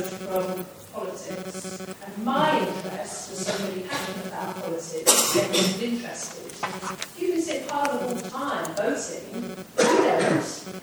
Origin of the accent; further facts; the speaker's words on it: Nottingham, East Midlands, United Kingdom; I'm from Nottingham